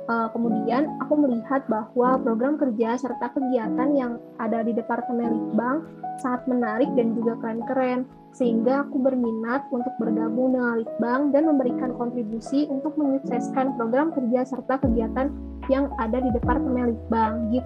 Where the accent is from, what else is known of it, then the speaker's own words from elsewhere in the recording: Purbalingga, Central Java, Indonesia; dan asal aku dari Purbalingga, Jawa Tengah.